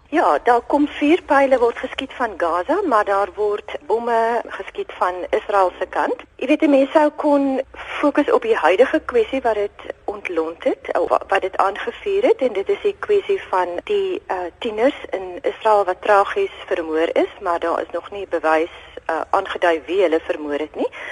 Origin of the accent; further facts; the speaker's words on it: South Africa; ek as 'n post-apartheid Suid-Afrikaner